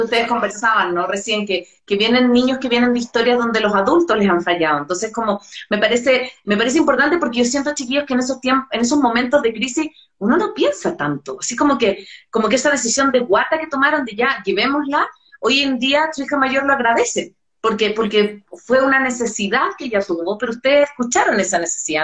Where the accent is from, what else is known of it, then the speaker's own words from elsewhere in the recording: Chile; soy chilena